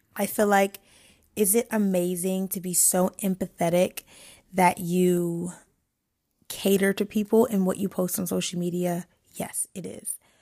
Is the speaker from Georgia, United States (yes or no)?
no; New York, United States; also born or lived in DMV (Washington D.C. metro area); now in DMV, United States; I'm from New York, but I am half raised and I live in the D M V